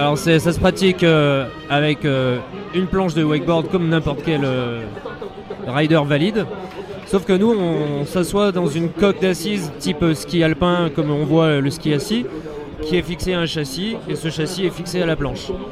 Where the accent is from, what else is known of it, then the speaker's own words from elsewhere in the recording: Saint-Étienne, Auvergne-Rhône-Alpes, France; chez nous, à Saint-Etienne